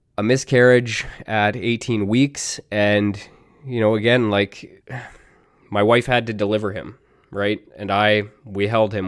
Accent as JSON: {"language": "English", "country": "Canada", "said": "I'm Canadian, and in Canada"}